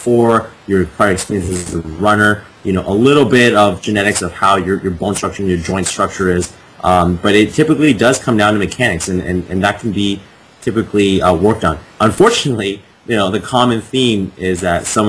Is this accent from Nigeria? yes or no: no; Canada; moved away as an adult; now in Boston, United States; Originally I'm from Canada. Now I'm based out of Boston